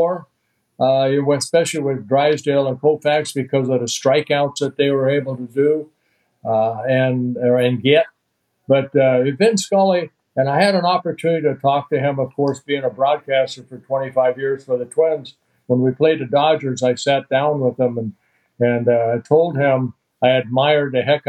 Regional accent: Southern California, United States; also born or lived in Netherlands / Canada / Garden Grove, California; I grew up in Southern California

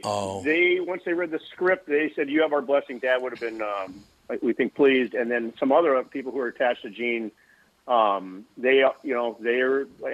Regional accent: Fridley, Minnesota, United States; grew up in Fridley.

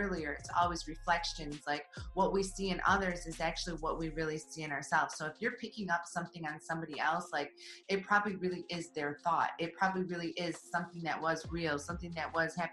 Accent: Detroit, Michigan, United States; I'm from Detroit, you know? I grew up in that scene where I was going to Cyphers

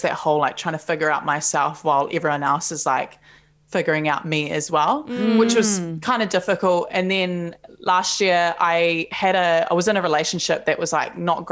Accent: Palmerston North, Manawatū-Whanganui, New Zealand; now in Auckland, New Zealand; I grew up in Palmerston North

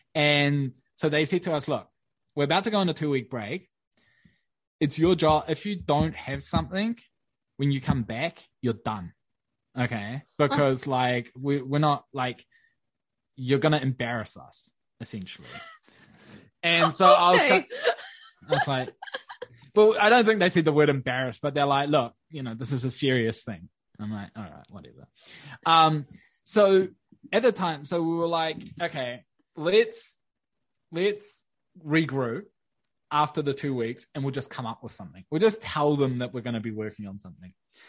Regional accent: Wellington, New Zealand; we moved into this new fancy ass co-working space in my hometown in Wellington.

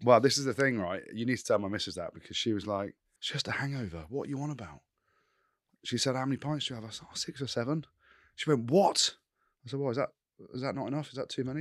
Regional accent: England, United Kingdom; I'm English in Scotland

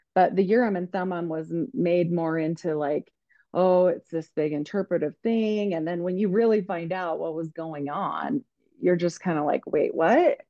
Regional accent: United States; I was just this young girl growing up in Idaho, Utah area

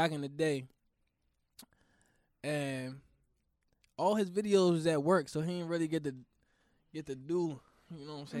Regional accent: Washington, District of Columbia, United States; born or raised there

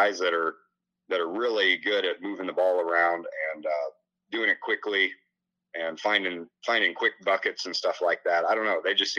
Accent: Illinois, United States; moved away; growing up in Illinois, that in my part of the state

